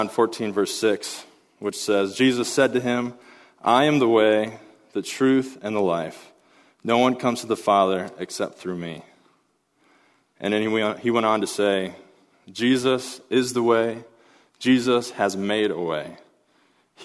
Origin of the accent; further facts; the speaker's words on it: Pella, Iowa, United States; my hometown of Pella, Iowa